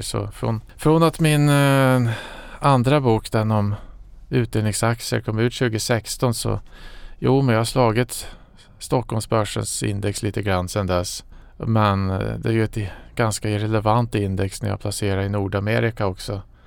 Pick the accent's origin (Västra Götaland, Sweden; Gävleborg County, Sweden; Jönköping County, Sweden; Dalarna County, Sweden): Dalarna County, Sweden; Falun; moved away as an adult; jag kommer från eh, Falun